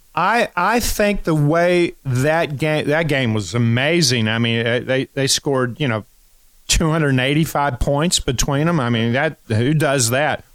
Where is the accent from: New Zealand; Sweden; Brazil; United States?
United States; Kentucky; I'm from Kentucky